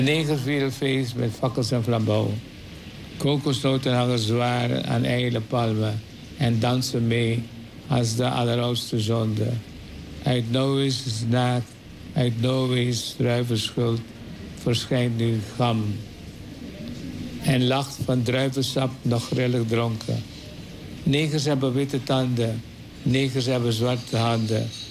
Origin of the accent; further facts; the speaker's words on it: Suriname; Suriname waar ik vandaan kom